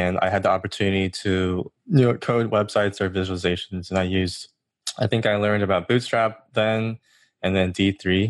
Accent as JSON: {"language": "English", "region": "Georgia", "country": "United States", "also_born_or_lived": "New York", "moved": "as an adult", "said": "I'm from Georgia"}